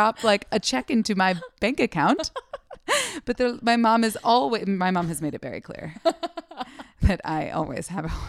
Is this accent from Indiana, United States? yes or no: no; Seattle, Washington, United States; moved away as an adult; also born or lived in Los Angeles / Portland, Oregon; now in New York, United States; I'm originally from Seattle. Yes. Yes. I went to school in LA and then like transferred to another school in Washington State and then ended up in Portland for a couple of years.